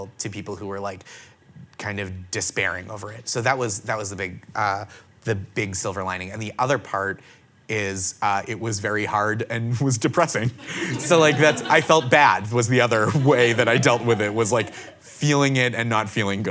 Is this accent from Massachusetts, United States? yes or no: yes; just outside of Boston, Massachusetts, United States; I grew up just outside of Boston, a famously kind city